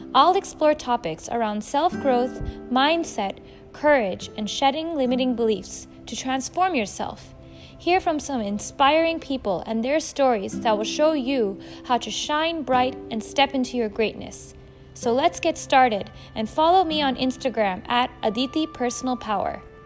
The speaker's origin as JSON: {"language": "English", "area": "Bay Area", "region": "California", "country": "United States", "tie": "born or raised there", "said": "I'm an Indian American who's grown up in the Bay Area, in the beautiful California"}